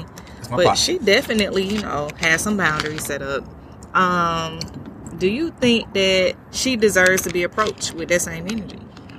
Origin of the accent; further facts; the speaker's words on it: Utah, United States; I had to fight, and I walked into that because I came from Utah, and I was the only one.